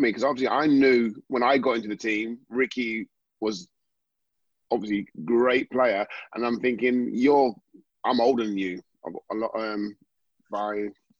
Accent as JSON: {"language": "English", "region": "Scotland", "country": "United Kingdom", "said": "…, I'm a Scottish, I played for Scotland."}